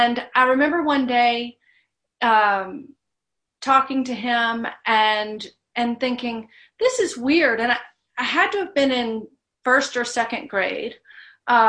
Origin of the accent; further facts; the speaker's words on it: Baton Rouge and Monroe, Louisiana, United States; I grew up in Baton Rouge and Monroe, in Louisiana.